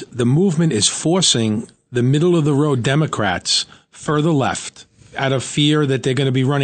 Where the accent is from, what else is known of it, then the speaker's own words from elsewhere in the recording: New York, United States; my hometown of Brooklyn